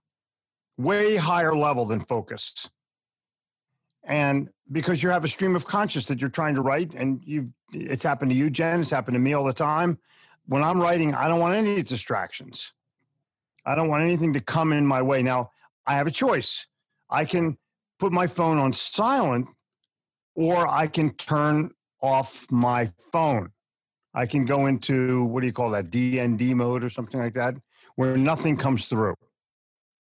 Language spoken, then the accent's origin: English; Philadelphia, Pennsylvania, United States; moved away as an adult; also born or lived in New York City; now in Charlotte, United States; I grew up in Philadelphia